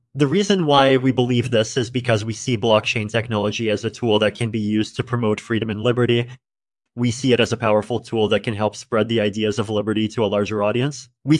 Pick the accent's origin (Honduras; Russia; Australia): Russia; I grew up in Russia, and I started developing software at a young age.